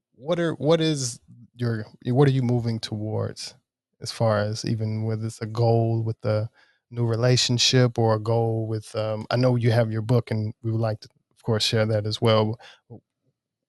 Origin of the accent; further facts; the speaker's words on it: Jackson, Mississippi, United States; moved away; I grew up in West Jackson. So yeah, it's definitely more of the, I guess, poor area of Jackson